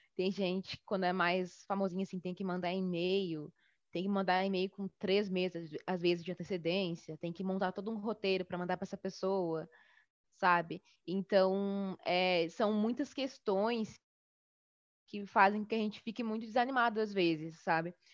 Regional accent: Bagé, Rio Grande do Sul, Brazil; now in Porto Alegre, Brazil; criei o Baguris aqui em Porto Alegre, mas eu sou do sul do Rio Grande do Sul, sou de Bagé, no interior, né, aqui do Rio Grande do Sul.

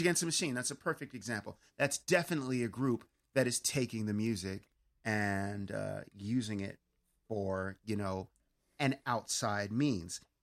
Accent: Pittsburgh, Pennsylvania, United States; accent: Pittsburghese; now in California, United States; when I get back home to my hometown of Pittsburgh

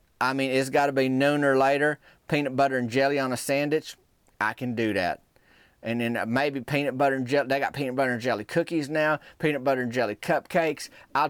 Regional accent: Arkansas, United States; Well, growing up in Arkansas, and folks that grew up in Arkansas that listen to this podcast can probably echo this statement here, is that we ain't got a major league team.

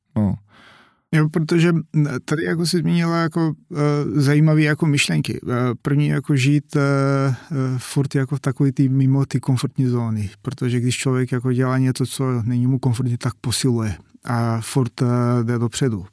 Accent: North Macedonia; Czech is a second language; moved away as an adult; now in Czech Republic

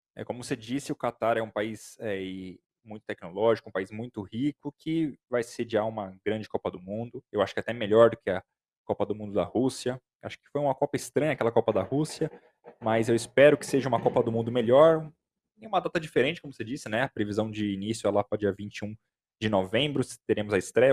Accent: Brazil; a gente é, é brasileiro

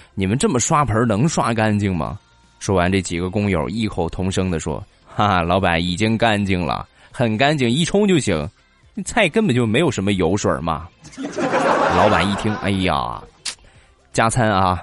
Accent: Rizhao, Shandong, China; 这是我们日照比较出名的产业，种茶的

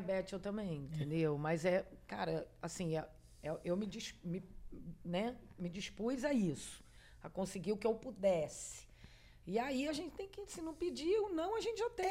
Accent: Argentina; moved away; eu falo espanhol muito bem, nasci na Argentina

